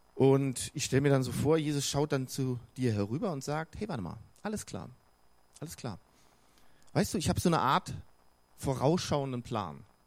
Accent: Bonn, North Rhine-Westphalia, Germany; also born or lived in Cologne; now in Regensburg, Germany; Ich bin ja im Rheinland aufgewachsen, in Bonn, in Köln geboren, wichtig. Ähm, also in Bonn aufgewachsen

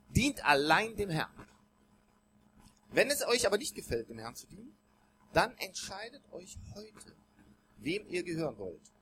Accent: Bonn, North Rhine-Westphalia, Germany; also born or lived in Cologne; Ich bin in Köln geboren worden, dann in Bonn aufgewachsen, hab noch vier Geschwister, waren also zu siebt in der Familie

